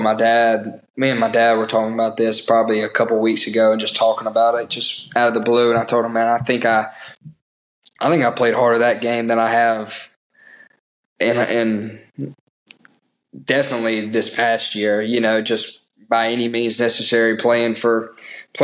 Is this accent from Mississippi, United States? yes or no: yes; Mississippi, United States; I'm from Mississippi, have a lot of Mississippi roots within my family.